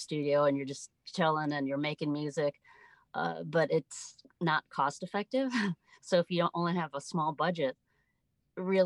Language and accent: English; Chicago, Illinois, United States; moved away as an adult; also born or lived in South Florida; I grew up in the Midwest, the Chicago okay. area